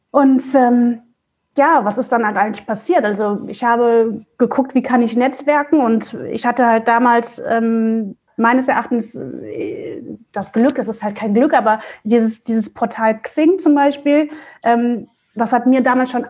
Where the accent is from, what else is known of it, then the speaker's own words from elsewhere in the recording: Mönchengladbach, North Rhine-Westphalia, Germany; now in Hamburg, Germany; ich bin halt äh, aus NRW, also aus Mönchengladbach, hier nach Hamburg gezogen und hat, kannte halt hier auch keinen Schwein sozusagen.